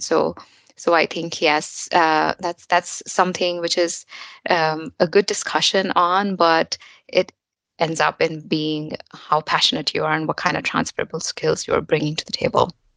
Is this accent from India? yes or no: yes; India; moved away as an adult; also born or lived in New York, United States; now in Frankfurt, Germany; I'm basically an Indian. I moved to US and uh, New York, and then um, now here in Germany